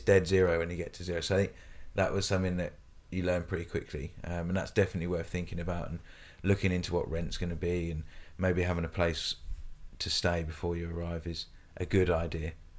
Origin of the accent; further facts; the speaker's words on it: United Kingdom; moved away as an adult; now in Australia; I obviously come from the U K. I came to Australia about eight years ago